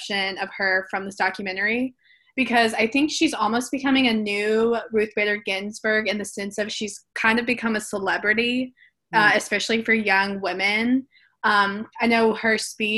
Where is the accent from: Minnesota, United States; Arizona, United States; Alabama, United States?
Alabama, United States; I'm from Alabama, so, and born and raised here.